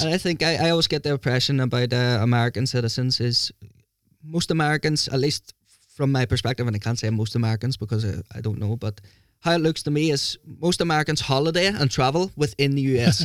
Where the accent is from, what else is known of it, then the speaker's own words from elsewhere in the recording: Lurgan, Northern Ireland, United Kingdom; moved away as an adult; now in Norway; I love my hometown.